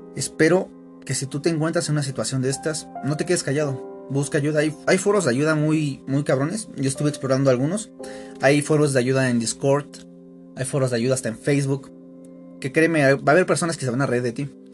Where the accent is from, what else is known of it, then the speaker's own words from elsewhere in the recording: Aculco, State of Mexico, Mexico; soy de Aculco